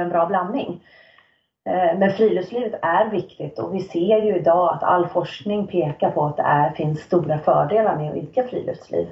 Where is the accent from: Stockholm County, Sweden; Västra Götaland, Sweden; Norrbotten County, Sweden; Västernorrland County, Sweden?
Stockholm County, Sweden; Nacka; moved away as an adult; also born or lived in Sälen / Riksgränsen / Örebro; now in Östersund, Sweden; jag är född och uppvuxen i Stockholm, eller i en förort till Stockholm, Nacka